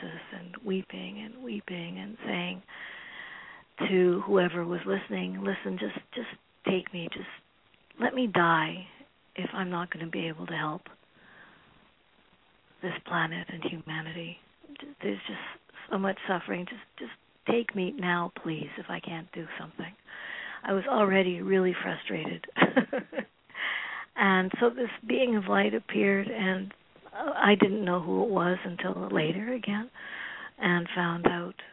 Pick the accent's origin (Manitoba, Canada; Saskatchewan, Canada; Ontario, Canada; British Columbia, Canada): Manitoba, Canada; also born or lived in Trinidad; I was born in Trinidad and raised in Manitoba